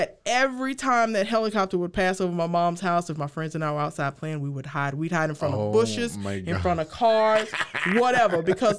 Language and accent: English; Houston, Texas, United States; now in Waco, United States; I grew up in Sunnyside. If you look at Sunnyside right now in Houston, for the past several years, it's been on the top 10 list for one of the most dangerous neighborhoods.